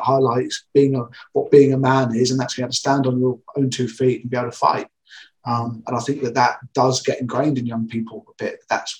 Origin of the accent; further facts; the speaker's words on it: Portsmouth, South East England, United Kingdom; I grew up in Portsmouth